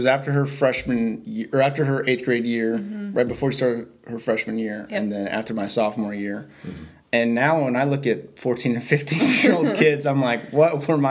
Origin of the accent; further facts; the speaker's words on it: Stafford, Virginia, United States; also born or lived in Southern California / Northern California / Japan; So I was born in Southern California, and then after about a year, we moved to Stafford, and then moved to Northern California, and then back to Stafford, and then 2 years in Japan, and then back to Stafford.